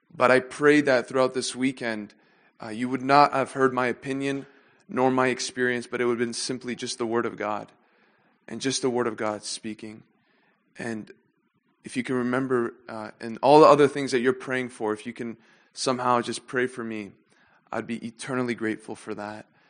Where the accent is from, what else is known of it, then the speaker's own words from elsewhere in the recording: Canada; moved away; I had the opportunity and the privilege to grow up with them in, uh, my hometown in Canada. And since then, we all now live in different countries